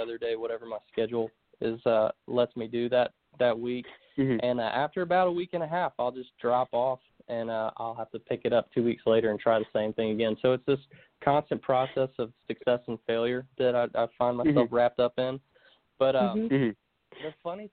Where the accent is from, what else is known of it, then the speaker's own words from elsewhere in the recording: Concord, North Carolina, United States; moved away as an adult; also born or lived in Florida; now in Nashville, United States; I was mostly raised in Concord, North Carolina